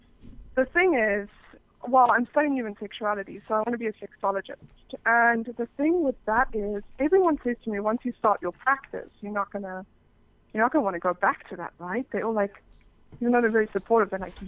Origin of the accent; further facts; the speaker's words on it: Cape Town, Western Cape, South Africa; also born or lived in England; Well, I was born in England, but I'm from South Africa, actually. So I grew up in Cape Town.